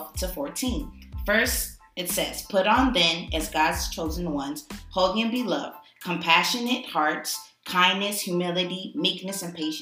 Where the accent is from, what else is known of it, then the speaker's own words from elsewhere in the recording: Canada; also born or lived in Ghana; yes, I'm from Canada.